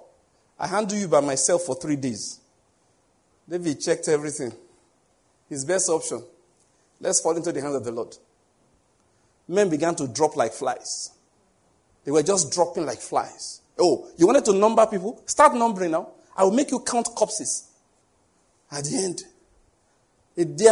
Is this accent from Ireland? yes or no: no; Nigeria; I'm just a Nigerian Christian